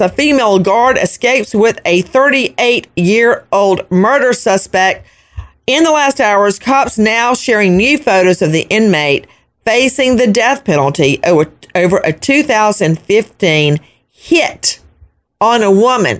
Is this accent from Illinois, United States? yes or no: no; Macon, Georgia, United States; I'm from Bibb County, unincorporated Bibb County, which is outside of Macon, Georgia.